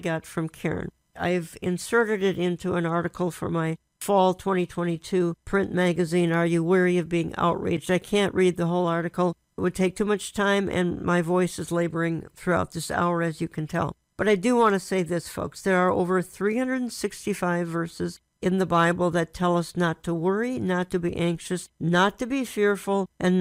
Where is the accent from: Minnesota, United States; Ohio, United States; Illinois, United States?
Minnesota, United States; Minneapolis; I was raised in Minneapolis, Minnesota, one of the prettiest cities on the face of the earth